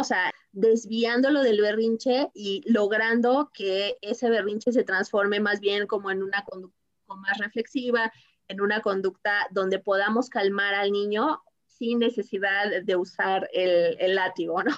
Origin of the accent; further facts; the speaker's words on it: Mexico; como mexicanos